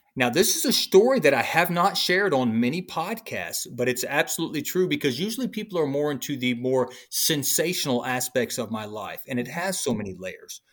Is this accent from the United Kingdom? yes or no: no; Illinois, United States; also born or lived in Hampton, Virginia; That's how I ended up in Illinois, and that's where I was raised in Illinois by my brother's father's sister